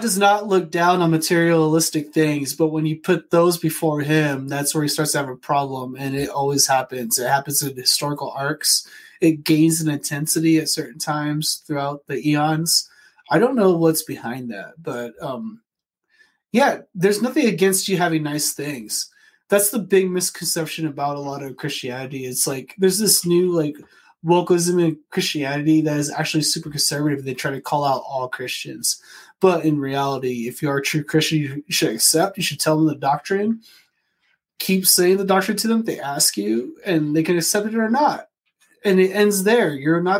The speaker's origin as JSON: {"language": "English", "town": "Phoenix", "region": "Arizona", "country": "United States", "tie": "born or raised there", "said": "I grew up in Phoenix in like from 92 to 98 with a single mother and my two twin sisters"}